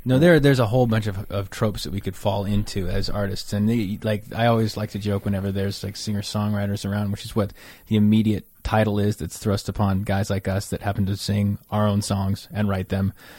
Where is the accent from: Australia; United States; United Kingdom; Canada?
United States; right outside Yosemite, Northern California; I'm from Northern California, right outside Yosemite